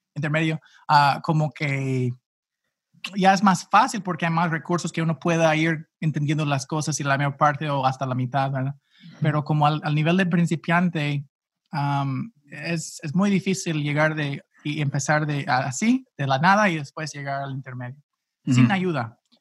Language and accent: Spanish; St. Louis, Missouri, United States; accent: gringo; first language English; Spanish is a second language; also born or lived in Gainesville, Florida; now in Phoenix, United States; soy originalmente de Ah, pues básicamente el área de San Luis en los Estados Unidos, ah, pero nací en Florida